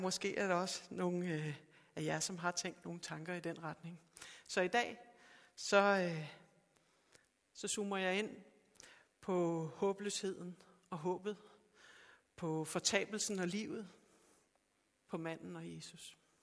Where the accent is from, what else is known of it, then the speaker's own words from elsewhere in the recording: Sorø, Zealand, Denmark; jeg er fra Sorø